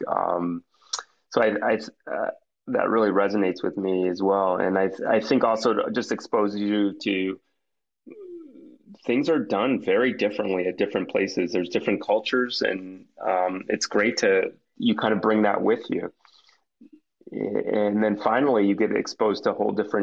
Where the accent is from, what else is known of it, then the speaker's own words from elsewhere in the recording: New York, United States; moved away as an adult; also born or lived in Boston / Seattle; I'm from New York originally